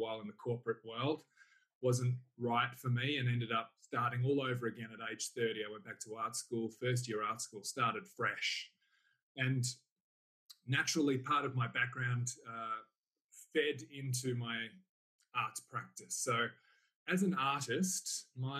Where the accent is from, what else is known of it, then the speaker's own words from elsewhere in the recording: Salisbury, South Australia, Australia; also born or lived in Burnside, South Australia; now in Kyneton, Australia; I grew up in Salisbury